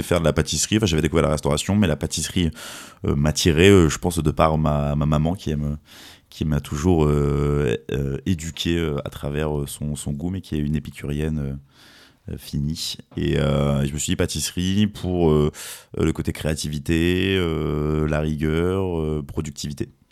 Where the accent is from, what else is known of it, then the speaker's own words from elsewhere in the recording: Fontainebleau, Île-de-France, France; je suis originaire de la région de Fontainebleau